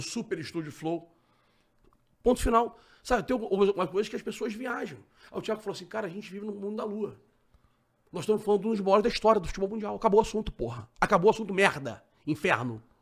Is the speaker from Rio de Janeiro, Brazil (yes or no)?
yes; Rio de Janeiro, Brazil; eu sou carioca